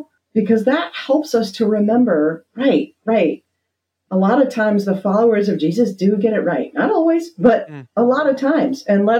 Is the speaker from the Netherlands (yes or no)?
yes; Netherlands; What I try to do with my students is show them the faith that I learned growing up in Holland, which is a faith that is deep and nuanced and not afraid to ask the hard questions.